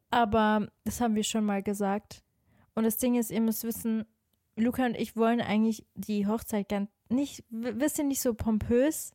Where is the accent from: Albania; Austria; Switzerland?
Switzerland; now in Cologne, Germany; Also ich bin ja eigentlich auch aus der Schweiz.